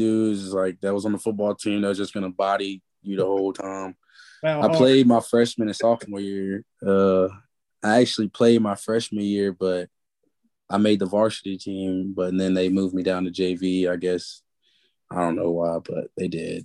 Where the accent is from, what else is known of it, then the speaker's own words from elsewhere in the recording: Georgia, United States; moved away as an adult; now in Kentucky, United States; I'm from Georgia